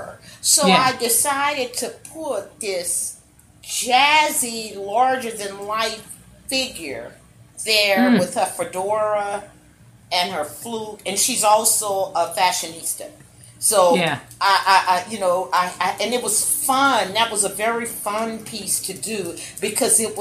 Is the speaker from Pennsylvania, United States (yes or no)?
no; New Orleans, Louisiana, United States; now in Texas, United States; I'm from New Orleans